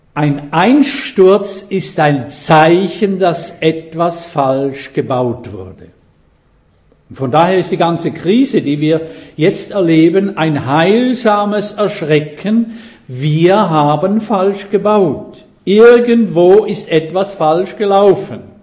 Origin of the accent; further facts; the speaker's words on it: Switzerland; ich bin Schweizer.